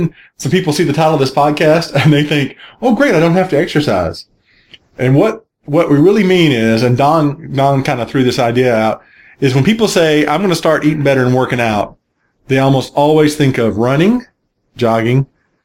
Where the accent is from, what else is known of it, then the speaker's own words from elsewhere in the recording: Gulf Coast, Texas, United States; now in Atlanta, United States; where I grew up on the Gulf Coast in Texas